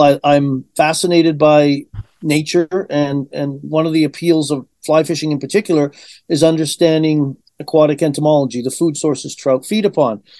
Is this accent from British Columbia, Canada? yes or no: yes; Vancouver Island, British Columbia, Canada; moved away as an adult; also born or lived in Liverpool, England / Chilliwack, British Columbia; now in Edmonton, Canada; I grew up on Vancouver Island